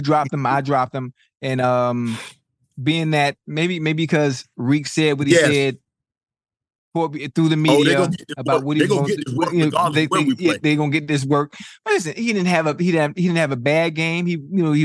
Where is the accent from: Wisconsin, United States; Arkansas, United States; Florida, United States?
Florida, United States; Miami; I'm from Miami.